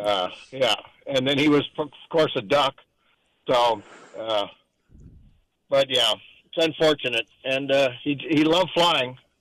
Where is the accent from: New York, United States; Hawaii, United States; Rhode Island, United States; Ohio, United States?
Hawaii, United States; Kailua; moved away; also born or lived in Bay Area, California; I grew up in Kailua